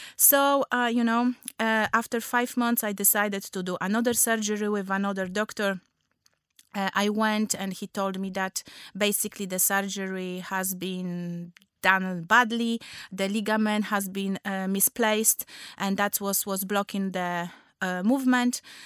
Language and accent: English; Poland; English is a second language; moved away as an adult; also born or lived in Gdańsk; now in London, United Kingdom; I'm from Poland.